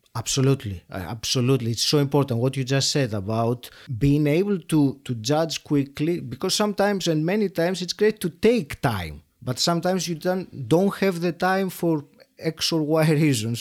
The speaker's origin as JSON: {"language": "English", "country": "Greece", "moved": "as an adult", "lives_now": "United Kingdom", "said": "Then I worked in Greece, which is my home country, for about ten years"}